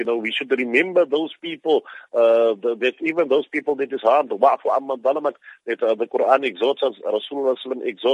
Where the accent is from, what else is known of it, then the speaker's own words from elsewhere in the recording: South Africa; as South African Muslims